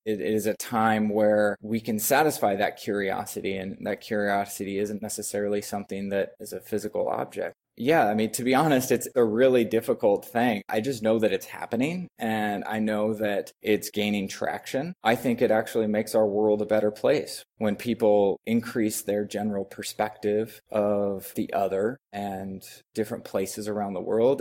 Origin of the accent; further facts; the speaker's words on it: Eugene, Oregon, United States; moved away as an adult; also born or lived in Monteverde, Costa Rica; I'm originally from the Northwest, actually, uh, Eugene, Oregon